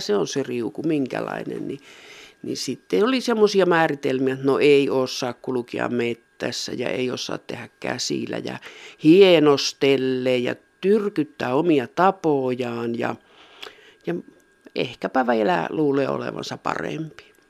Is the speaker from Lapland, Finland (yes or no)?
yes; Rovaniemi area, Lapland, Finland; minä itse tuosta syntyisin tuosta Rovaniemen seuvulta ja minun sukujuuret on, on Sykivarressa